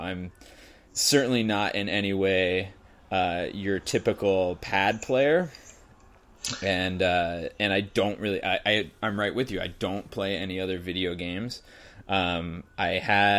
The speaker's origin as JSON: {"language": "English", "region": "New England", "country": "United States", "tie": "born or raised there", "moved": "as an adult", "lives_now": "California, United States", "said": "even though I grew up on the East Coast, I have not been back to do anything in the Adirondacks. I was in New England"}